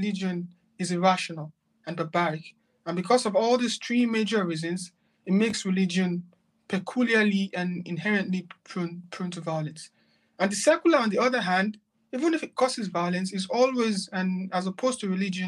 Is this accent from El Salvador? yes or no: no; Nigeria; moved away as an adult; also born or lived in Malaysia / Turkey / Qatar; now in London, United Kingdom; I'm a Nigerian